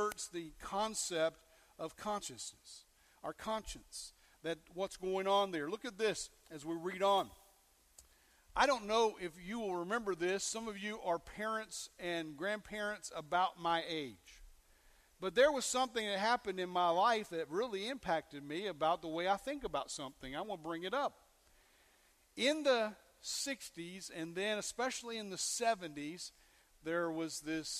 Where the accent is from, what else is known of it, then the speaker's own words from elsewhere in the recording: West Virginia and Kentucky, United States; also born or lived in North Carolina; I grew up in West Virginia and Kentucky in those days, and a little bit of North Carolina and Virginia